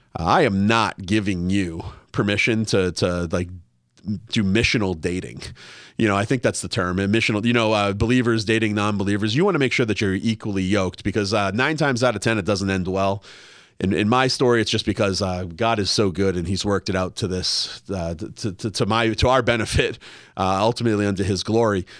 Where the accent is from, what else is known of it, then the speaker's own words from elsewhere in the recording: Massachusetts, United States; also born or lived in Washington, D.C.; now in Los Angeles, United States; I grew up in Massachusetts